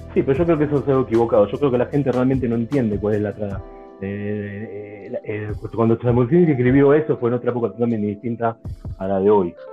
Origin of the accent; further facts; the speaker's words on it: Buenos Aires, Argentina; moved away; Como argentino, argentino